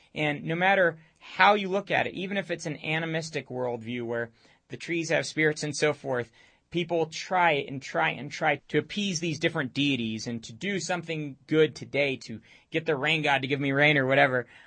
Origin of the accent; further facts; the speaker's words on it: Romania; moved away; I grew up in Romania all my teenage years